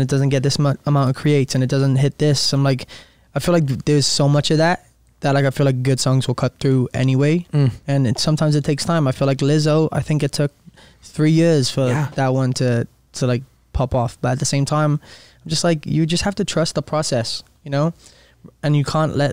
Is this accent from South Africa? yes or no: no; United Kingdom; born or raised there; moved away as an adult; now in Los Angeles, United States